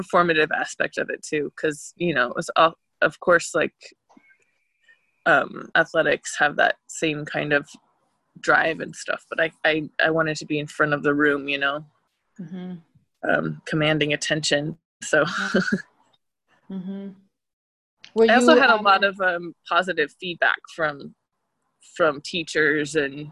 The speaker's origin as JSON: {"language": "English", "town": "Boise", "region": "Idaho", "country": "United States", "moved": "yes", "said": "I'm from Boise, Idaho"}